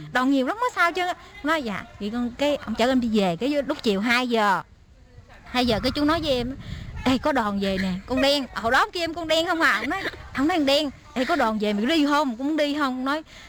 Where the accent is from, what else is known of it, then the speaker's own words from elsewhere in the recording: Đồng Tháp province, Dong Thap, Vietnam; moved away as an adult; also born or lived in Keelung, Taiwan; now in Taipei, Taiwan; em đến từ Việt Nam, tỉnh em ở Việt Nam thì ở tỉnh Đồng Tháp